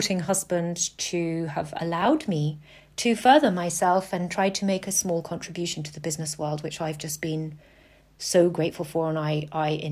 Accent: Lake Como, Lombardy, Italy; moved away; also born or lived in Alps, France; I grew up on Lake Como in Italy

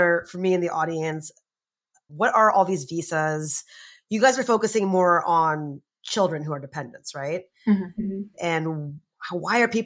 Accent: United States; I'm Indian American, so I was born here

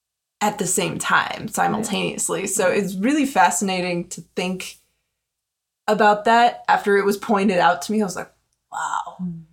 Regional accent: Wyoming, United States; growing up in Wyoming, I've been like beat over the skull with Wyoming history since the fourth grade.

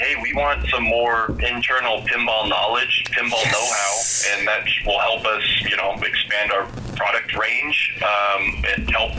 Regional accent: the Bay Area, California, United States; moved away as an adult; I grew up in the Bay Area. I lived there my entire life.

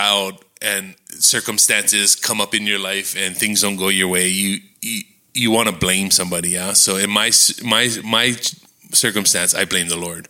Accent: Kona, Hawaii, United States; I was raised in Kona

